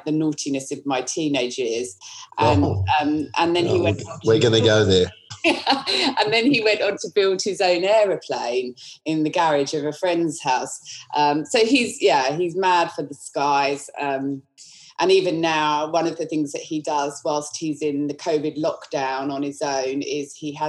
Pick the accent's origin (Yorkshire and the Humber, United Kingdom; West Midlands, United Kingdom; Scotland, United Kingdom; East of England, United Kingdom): East of England, United Kingdom; Hertfordshire; accent: English; moved away as an adult; now in Australia; I am from Southern England, from London area, Hertfordshire, in fact, which is North London, above London. Yep. I grew up in a small village outside of London